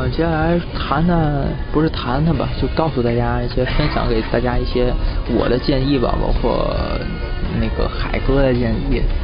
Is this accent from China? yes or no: yes; China; moved away as an adult; 我我回国次数多了